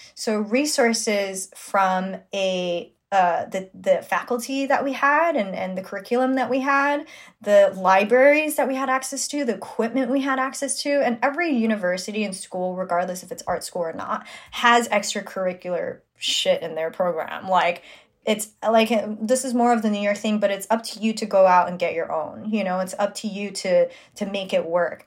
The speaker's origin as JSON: {"language": "English", "town": "New York City", "region": "New York", "country": "United States", "tie": "born or raised there", "said": "I'm born and raised in Flushing, Queens, New York"}